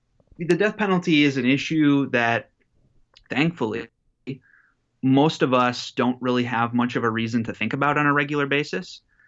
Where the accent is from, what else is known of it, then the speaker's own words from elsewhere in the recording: Illinois, United States; I grew up in Illinois, and I was in high school in 2011 when Illinois was debating abolishing the death penalty.